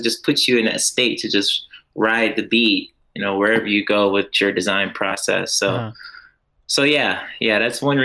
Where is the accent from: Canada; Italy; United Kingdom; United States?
United States; Orlando, Florida; born and raised Orlando, Florida